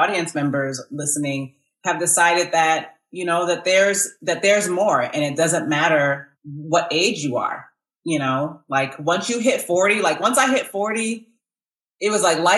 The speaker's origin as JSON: {"language": "English", "region": "Massachusetts", "country": "United States", "tie": "born or raised there", "moved": "as an adult", "lives_now": "Georgia, United States", "said": "I was born and raised in Massachusetts"}